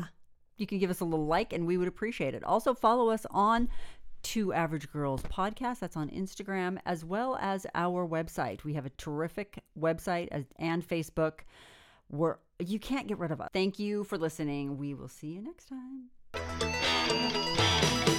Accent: Northern California, United States; I'm from Northern California

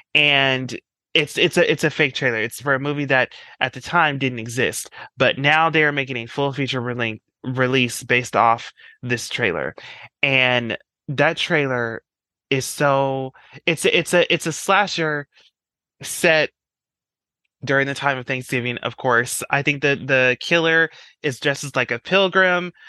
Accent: Colorado, United States; I'm from Colorado.

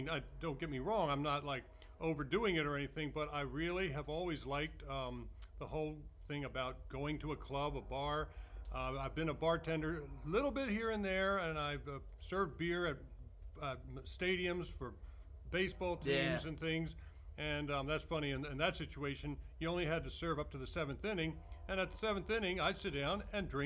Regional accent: Maryland, United States; moved away as an adult; also born or lived in Edmonton, Alberta, Canada / Red Deer, Alberta, Canada; I was born there. I'm actually a dual citizen, and I grew up here in Maryland

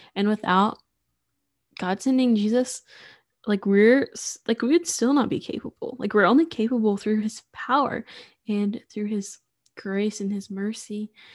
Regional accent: Sulphur Springs, Texas, United States; also born or lived in Waco, Texas

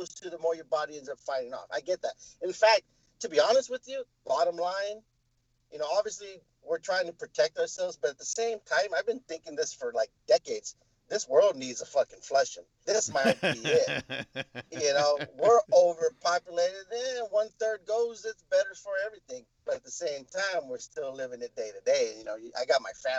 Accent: United States; I'm American. That's what I am

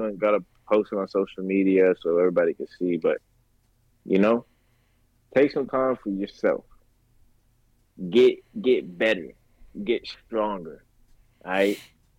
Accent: Los Angeles, California, United States; moved away; I come from California, which is a very, very big state. And I lived in Los Angeles, which is very diverse. So I come from a very big world. And now I live in a very small town.

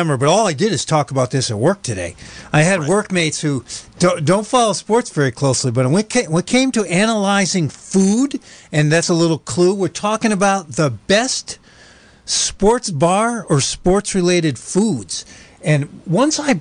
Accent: Buffalo, New York, United States; now in California, United States; I am from Buffalo, New York

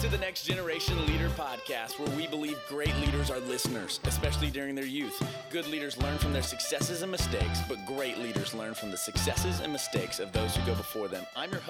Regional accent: Branson, Missouri, United States; I grew up in Branson, Missouri.

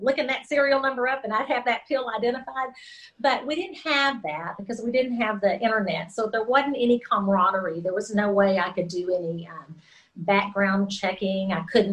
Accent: Texas, United States; I grew up in Texas

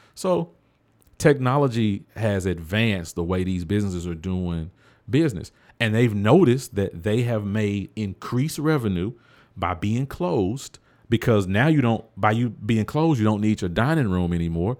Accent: the South, United States; I grew up in the South

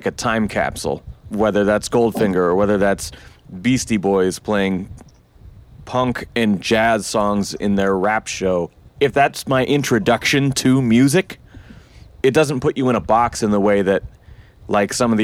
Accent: Eugene, Oregon, United States; my hometown here in Eugene.

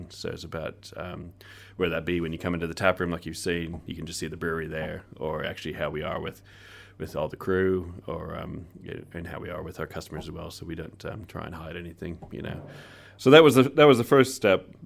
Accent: Guatemala; born there; I was born in Guatemala, but my father's Chilean, oh. and then my mum was from US.

